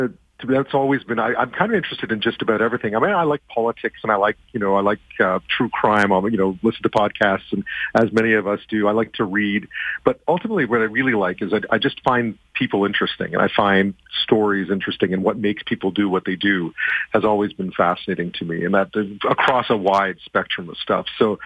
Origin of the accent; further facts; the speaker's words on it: Montreal, Quebec, Canada; also born or lived in Alberta; Yeah, I mean, I grew up in Montreal, but my mom worked for the CBC for a long time, and for CTV as well. I mean, and so I moved around the country a fair amount when I was younger. I lived in Alberta for a while.